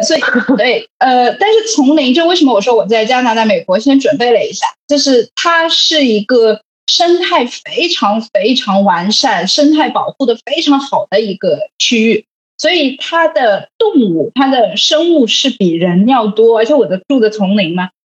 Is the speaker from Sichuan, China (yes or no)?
no; Shanghai, China; moved away; 其实你知道作为一个上海人